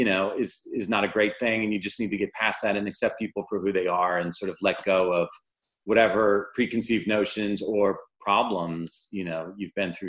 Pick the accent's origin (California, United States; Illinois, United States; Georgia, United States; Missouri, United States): Missouri, United States; St. Louis; moved away; my hometown in St. Louis